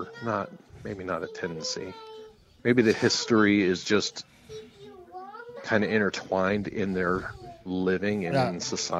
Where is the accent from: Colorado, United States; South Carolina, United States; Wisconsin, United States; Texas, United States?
Colorado, United States; moved away as an adult; also born or lived in Nashville, Tennessee; now in North Carolina, United States; I lived in Nashville, Tennessee for 9 years. And now I'm in North Carolina. I've been here for about 5 years. And I'm from Colorado.